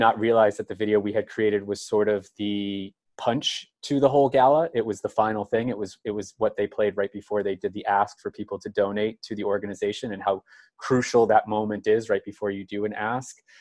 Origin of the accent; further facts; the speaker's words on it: Cape Cod, Massachusetts, United States; I'm from Cape Cod, Massachusetts